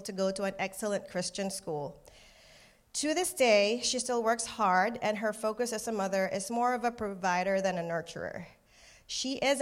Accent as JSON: {"language": "English", "country": "Philippines", "tie": "born or raised there", "moved": "yes", "said": "I was born and raised in the Philippines"}